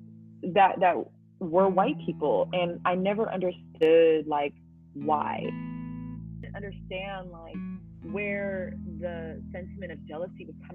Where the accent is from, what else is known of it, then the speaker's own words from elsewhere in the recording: Oakland, California, United States; moved away as an adult; now in the South, United States; growing up in Oakland